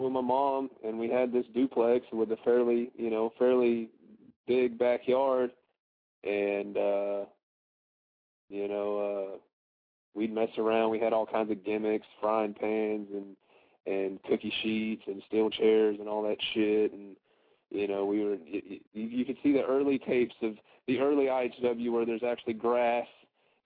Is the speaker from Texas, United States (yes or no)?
yes; Texas, United States; I am born and raised in Texas